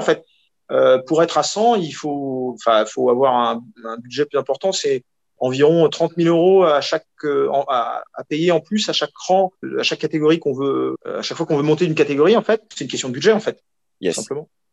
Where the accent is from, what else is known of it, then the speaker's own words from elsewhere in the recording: Rennes, Brittany, France; also born or lived in United States; je suis rennais, notamment à Rennes.